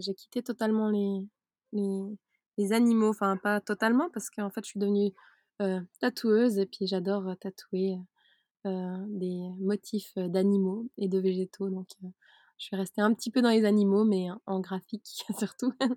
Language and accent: French; Switzerland; moved away; à la base je suis suisse. Donc j'ai vécu en Suisse dans le système carré qui le système suisse